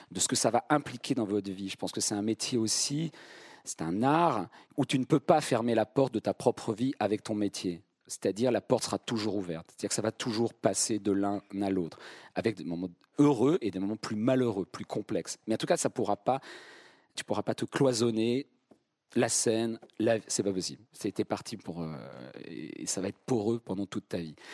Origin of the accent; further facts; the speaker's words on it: Vierzon, Centre-Val de Loire, France; moved away; je viens de Vierzon